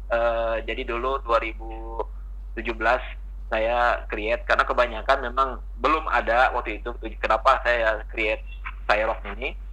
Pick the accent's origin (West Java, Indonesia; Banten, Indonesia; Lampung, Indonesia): West Java, Indonesia; now in Saudi Arabia; tetap makanan kita orang Sunda, orang Indonesia lebih jauh lebih lebih enak lah, lebih nyaman dibandingin di Saudi lah.